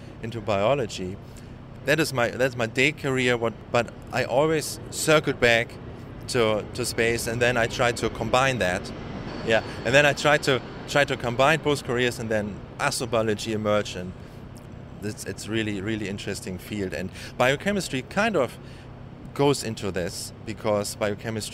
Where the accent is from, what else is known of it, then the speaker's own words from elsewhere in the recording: Germany; moved away as an adult; now in San Diego, United States; Actually, I live in San Diego, but originally I come from Germany, and I started my postdoc here in 2010